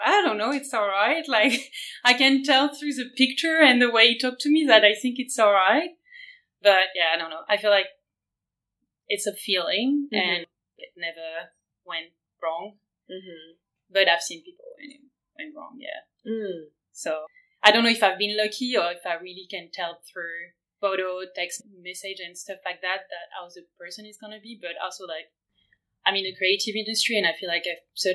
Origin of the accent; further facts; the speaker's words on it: France; now in Berlin, Germany; I'm from France. I live in Berlin right now